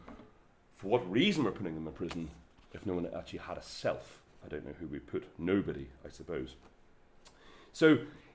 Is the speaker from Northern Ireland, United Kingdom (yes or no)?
yes; Belfast, Northern Ireland, United Kingdom; I'm from Belfast